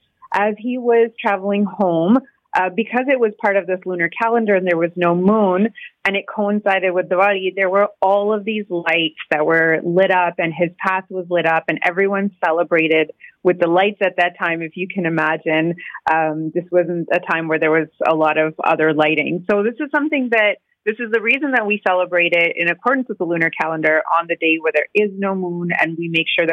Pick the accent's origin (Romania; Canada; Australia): Canada; I think when I reflect as an adult and as a Canadian on how I truly want to celebrate Bandi Chhor Divas